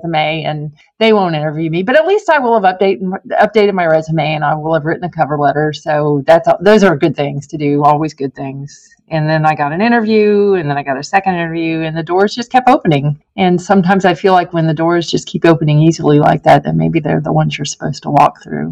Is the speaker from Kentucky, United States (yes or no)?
no; Merritt Island, Florida, United States; moved away as an adult; also born or lived in upstate New York; now in Chattanooga, United States; live in my hometown of Merritt Island, Florida forever